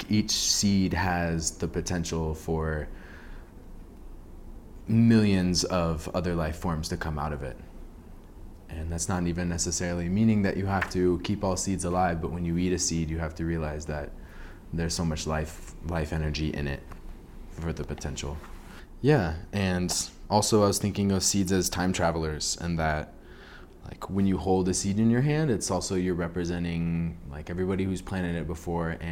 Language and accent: English; Kansas City, United States; now in Santa Fe, United States; I'm from Kansas City.